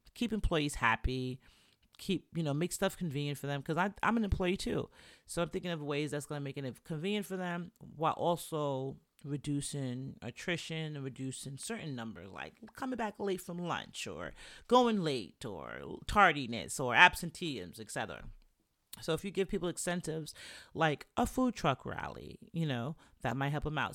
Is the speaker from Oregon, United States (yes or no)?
no; New York City, New York, United States; also born or lived in Jamaica; I'm Jamaican, from the Bronx